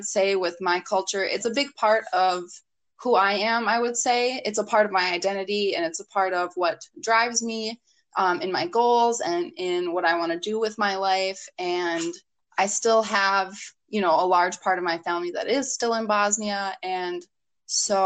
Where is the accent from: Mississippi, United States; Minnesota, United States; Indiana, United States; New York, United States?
Minnesota, United States; Minneapolis; I was born in Minneapolis